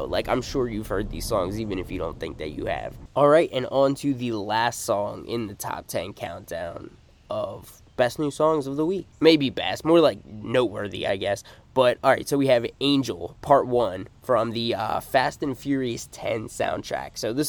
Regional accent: United States; It's my fault being a stupid American

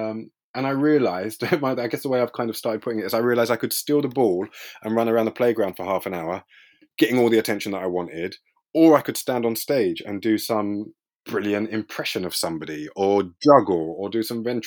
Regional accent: London, United Kingdom; I grew up in East London, in a place called Leytonstone, which is which borders Stratford

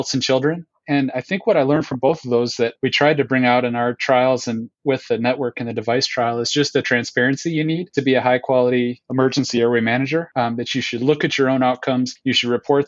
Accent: Minneapolis, Minnesota, United States; also born or lived in Seattle, Washington; I'm coming to you from Minneapolis, Minnesota. This is my hometown

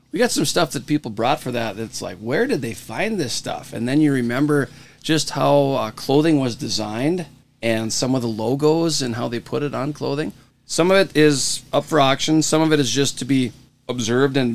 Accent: Devils Lake, North Dakota, United States; well, it's been a quiet week in Devil's Lake, North Dakota, my hometown, out there on the edge of the prairie.

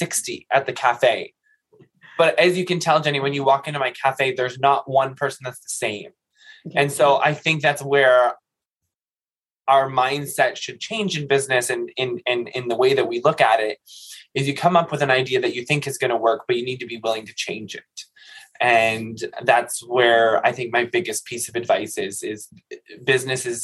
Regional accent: Quinte West, Ontario, Canada; also born or lived in Ottawa; I didn't grow up in Trenton, but I grew up in the Quinte West Sterling area.

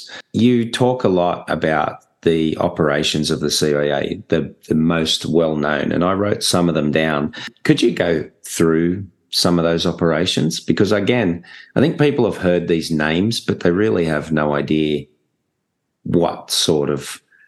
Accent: Australia

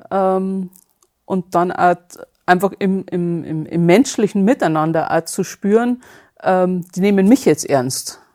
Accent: Bad Feilnbach, Bavaria, Germany; komme aus der Nähe von südlich von München, äh, Bad Feilenbach heißt es. Okay. Genau. Also Bayern.

